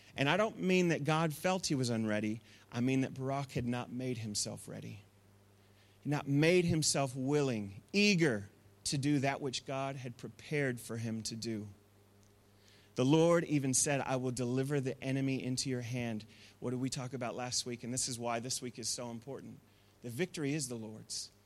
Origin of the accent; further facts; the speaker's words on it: Masterton, Wellington, New Zealand; I grew up in the Wairarapa, and we were in Masterton